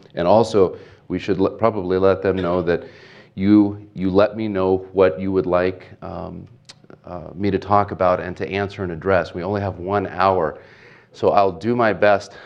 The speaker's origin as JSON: {"language": "English", "town": "Portland", "region": "Oregon", "country": "United States", "tie": "born or raised there", "said": "I grew up in Portland, Oregon, into a, um, a Catholic home"}